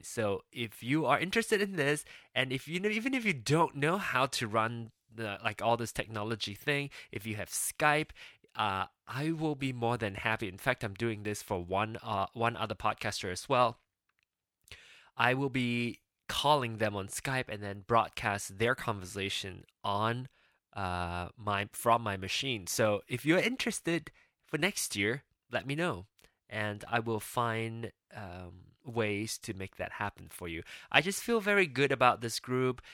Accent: Penang, Malaysia; moved away as an adult; now in United States; I was born and raised in Penang, Malaysia

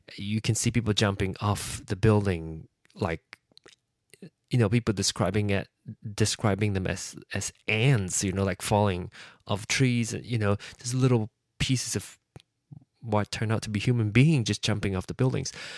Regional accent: Penang, Malaysia; moved away; my hometown of Penang

